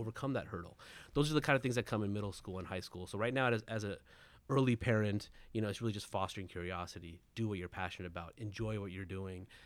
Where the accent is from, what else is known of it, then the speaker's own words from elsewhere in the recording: Southern California, United States; I was born and raised in Southern California